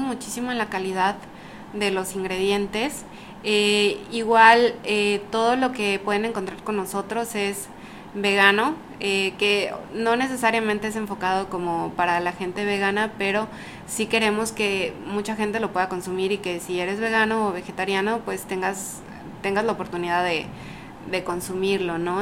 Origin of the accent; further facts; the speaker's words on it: Ciudad del Carmen, Campeche, Mexico; also born or lived in Mérida; Yo soy de aquí, de Ciudad del Carmen.